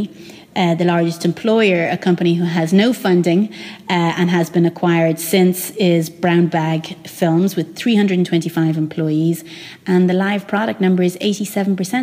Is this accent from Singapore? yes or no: no; Ireland; growing up in Ireland in kind of like the 90s and the noughties